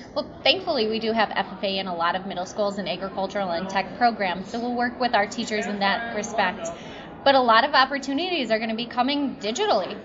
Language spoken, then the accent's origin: English; Delavan, Wisconsin, United States; I was born and bred in Delavan, Darien.